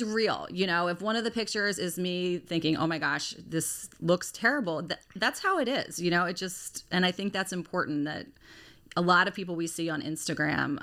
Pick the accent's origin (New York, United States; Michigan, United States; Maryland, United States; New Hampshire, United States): Maryland, United States; Lutherville-Timonium; I am from the Lutherville Timonium area